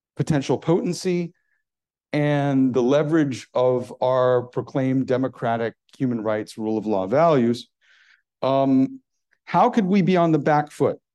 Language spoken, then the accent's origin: English; United States; as an American